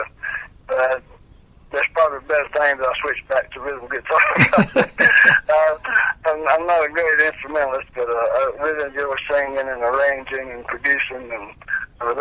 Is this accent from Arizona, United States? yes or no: no; Fries, Virginia, United States; moved away; also born or lived in Danville, Virginia; I was born and raised in Freed, Virginia, which around Galax